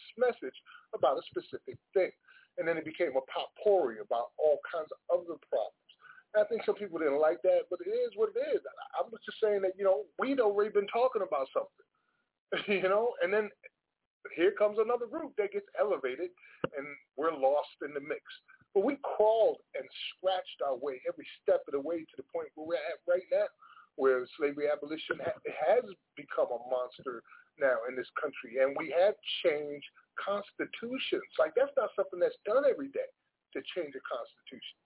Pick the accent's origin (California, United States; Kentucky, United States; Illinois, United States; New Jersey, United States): New Jersey, United States; Paterson; moved away; I've been invited to participate in my hometown with a poetry fest in Paterson, New Jersey.